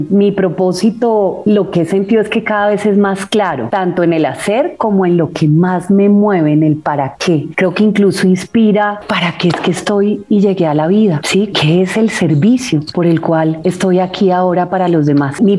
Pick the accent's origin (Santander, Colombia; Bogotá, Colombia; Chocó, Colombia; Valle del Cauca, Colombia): Valle del Cauca, Colombia; Cali; yo me quedé en Cali, Juli, yo soy de Cali, entonces íbamos a Agua Blanca, que es, digamos, un barrio bastante, digamos, pues de gente que no tiene muchos recursos